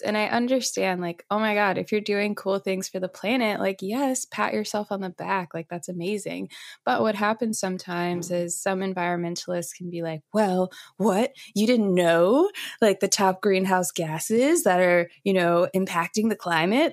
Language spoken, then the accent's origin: English; St. Louis, Missouri, United States; moved away as an adult; also born or lived in California; I'm from St. Louis, Missouri.